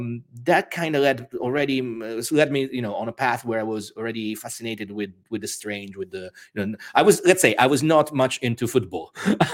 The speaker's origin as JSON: {"language": "English", "town": "Rome", "region": "Lazio", "country": "Italy", "tie": "born or raised there", "also_born_or_lived": "United States", "accent": "weird accent", "second_language": "English", "said": "I was born in Rome, Italy, and I spent most of my childhood and adolescence actually moving between Italy and the United States. My father was working there a lot, so that's where I got my weird accent from."}